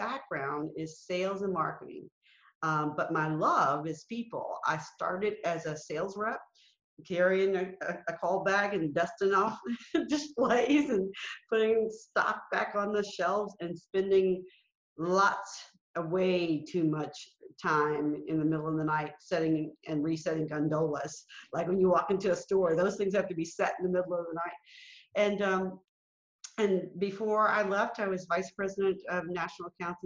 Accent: Alabama, United States; I was born in Alabama. I was born into segregation. I was a part of desegregation. I lived through Jim Crow

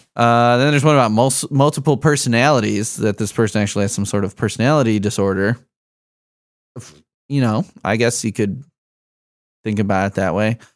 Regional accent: Chicago, Illinois, United States; moved away; He grew up in Chicago with me. I'm from Chicago originally

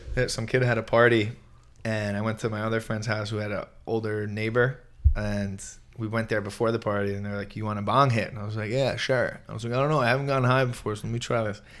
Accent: Merrick, New York, United States; I grew up in New York, in Long Island

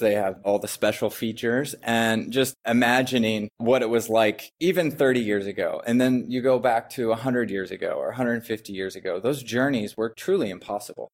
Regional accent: Eugene, Oregon, United States; moved away as an adult; also born or lived in Monteverde, Costa Rica; I'm originally from the Northwest, actually, uh, Eugene, Oregon

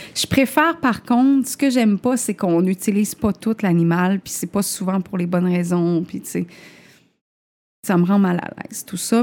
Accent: Chibougamau, Quebec, Canada; also born or lived in Limoilou, Quebec City; now in Quebec City, Canada; je viens de Chibougamau

